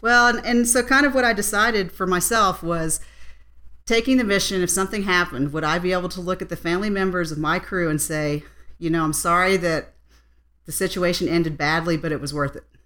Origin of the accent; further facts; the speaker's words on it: West Virginia, United States; now in Colorado, United States; I'm actually originally from West Virginia